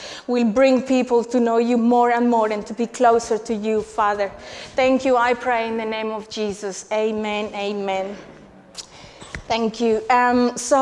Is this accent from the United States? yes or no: no; Colombia; moved away as an adult; now in England, United Kingdom; I'm originally from Colombia. And I came here 12 years ago to study.